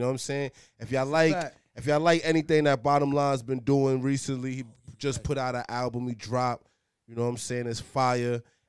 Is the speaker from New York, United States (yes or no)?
yes; New York City, New York, United States; I'm from Flushing, Queens, baby.